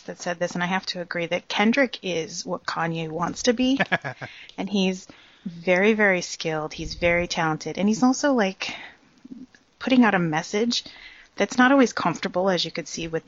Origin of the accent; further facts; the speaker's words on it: Pennsylvania, United States; I grew up in the East, and I wasn't even really aware of a West Coast scene until I went to college and … came out. That's how sheltered life was in Pennsylvania